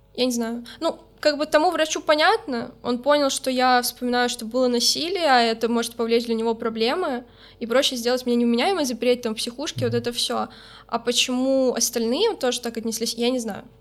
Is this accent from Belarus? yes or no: yes; Minsk, Belarus; now in Saint Petersburg, Russia; в Беларуси, откуда я родом